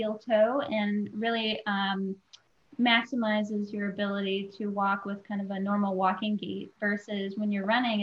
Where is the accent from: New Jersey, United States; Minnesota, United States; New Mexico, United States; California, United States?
Minnesota, United States; also born or lived in Michigan; now in Seattle, United States; I'm a Midwest girl born and raised in Minnesota and then also lived in Michigan for a while.